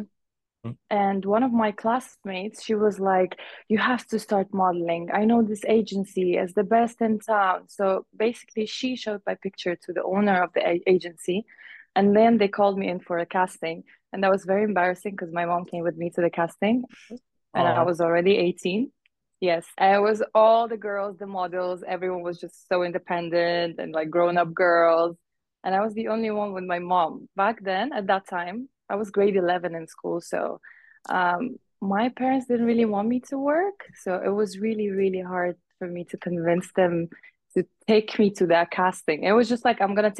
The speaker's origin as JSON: {"language": "English", "country": "Uzbekistan", "tie": "born or raised there", "also_born_or_lived": "Gulf / Middle East", "second_language": "English", "moved": "yes", "lives_now": "Bahrain", "said": "I'm Afghani Persian. I was born and raised in Uzbekistan, then lived half of my life in the Gulf and the Middle East"}